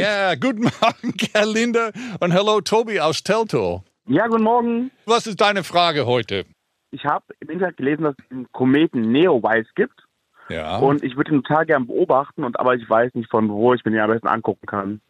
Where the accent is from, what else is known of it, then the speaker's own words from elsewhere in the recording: United States; now in Berlin, Germany; den alten Ami